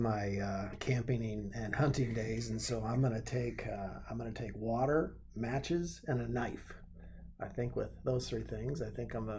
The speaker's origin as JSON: {"language": "English", "town": "Benkelman", "region": "Nebraska", "country": "United States", "tie": "born there", "also_born_or_lived": "Madrid, Nebraska / Morrill, Nebraska / Grant, Nebraska", "said": "I was born in Benkelman, Nebraska, and then moved to Madrid, Wheatland for a while. Lived in Ravana for a while, moved out to Morrill, Nebraska, which is about a stone's throw away from the Wyoming border, and then lived in Grant for a while."}